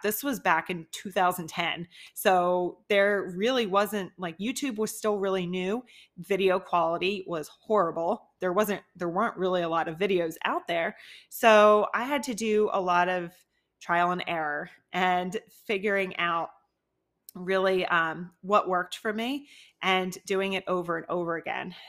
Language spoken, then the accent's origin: English; New Jersey, United States; also born or lived in Philadelphia, Pennsylvania; now in Tampa, United States; I am originally from New Jersey, a really small town near Philly